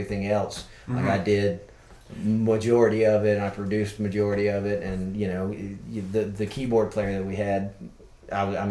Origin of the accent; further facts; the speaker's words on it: Valdosta, Georgia, United States; moved away as an adult; now in Gainesville, United States; I grew up in Valdosta, Georgia, like right across the line